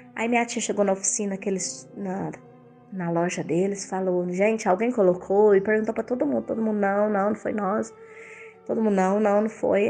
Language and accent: Portuguese; Itumbiara, Goiás, Brazil; a minha cidade natal, que eu morava, é 130 quilômetros de Uberlândia. E isso, eu morava, morava em, eu sou de Goiás e morava nessa cidade em Goiás, mais precisamente em Tumbiara, Goiás